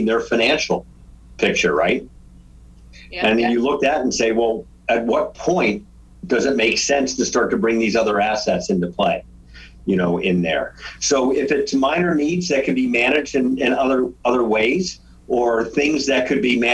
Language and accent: English; Virginia, United States; moved away; We grew up in Virginia